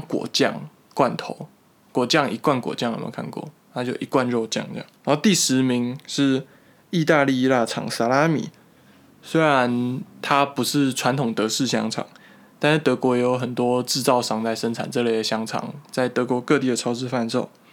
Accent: Taipei, Taiwan; now in Germany; 像我台北人啦

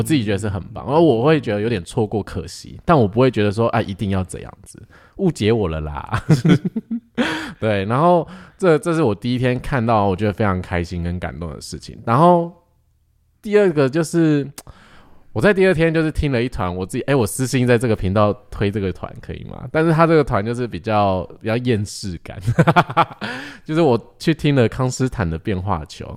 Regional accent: Taiwan; 我们是台湾人

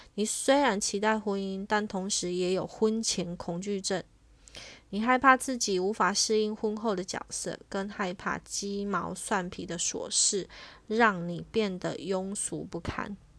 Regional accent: Taiwan; 身为台湾人

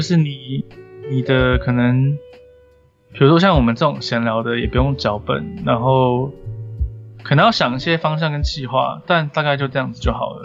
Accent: Taipei, Taiwan; 我们两个都是台北长大的

